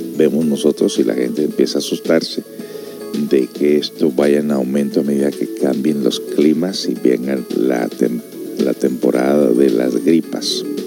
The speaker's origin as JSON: {"language": "Spanish", "town": "Los Angeles", "region": "California", "country": "United States", "tie": "born or raised there", "said": "yo crecí en Los Ángeles, California"}